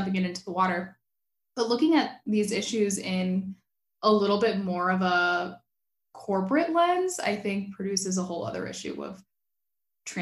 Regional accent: South Florida, United States; I grew up in South Florida

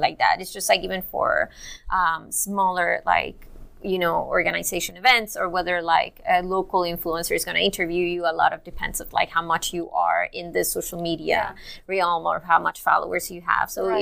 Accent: Cuba; I'm also Cuban

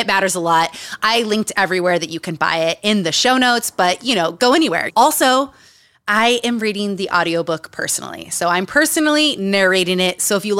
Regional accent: Utah, United States; Growing up in Utah, growing up around cults.

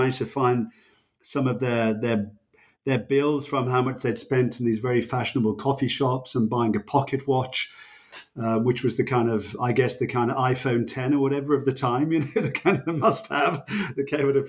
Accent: United Kingdom; moved away as an adult; now in United States; I'm British, but I've lived for a good many years in the US

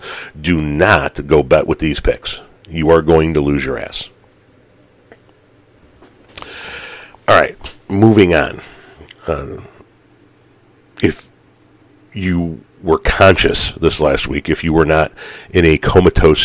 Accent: Chicago, Illinois, United States; I grew up in the Chicagoland area

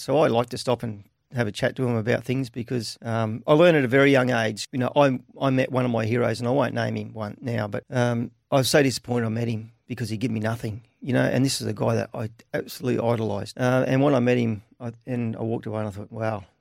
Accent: Caboolture, Queensland, Australia; also born or lived in Beaudesert, Queensland; I was born in Bo Desert, but I was actually raised in Caboolture

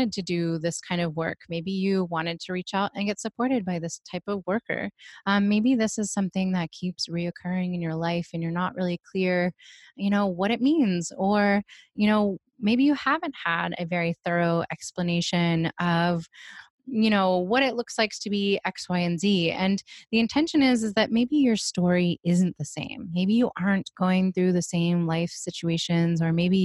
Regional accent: East Coast, United States; moved away; I'm originally from the East Coast.

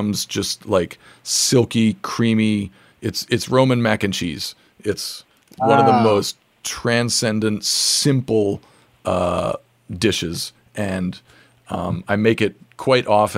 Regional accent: Santa Fe, New Mexico, United States; the other half is New Mexican because I grew up in Santa Fe, New Mexico

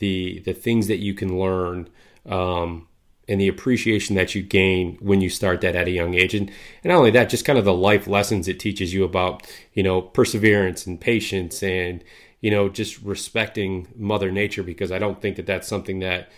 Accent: Midwest, United States; for me growing up in the Midwest here, you know, the outdoors, deer camp, you know, duck hunting

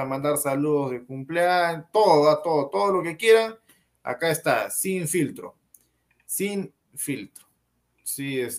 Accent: Argentina; Hernández, vamos, Perú, carajo, soy argentina.

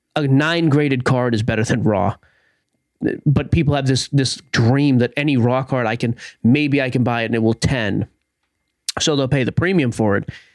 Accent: Haverhill, Massachusetts, United States; in Haverhill, Massachusetts, my hometown

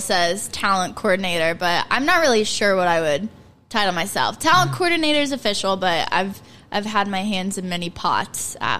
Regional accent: Gas City, Indiana, United States; moved away as an adult; also born or lived in Marion, Indiana; now in New York, United States; I am from Marion. Well, originally Gas City, mm-hmm. I guess. I lived in Gas City probably until middle school

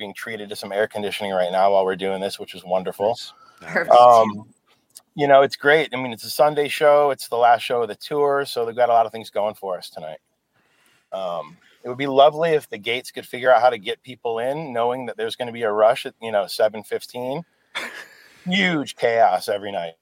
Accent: Michigan, United States; moved away; I'm from the Michigan, so Midwest was like my run.

